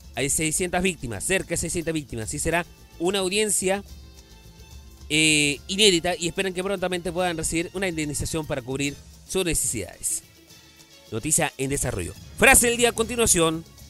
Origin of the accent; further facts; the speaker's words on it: Chile; Yo como chileno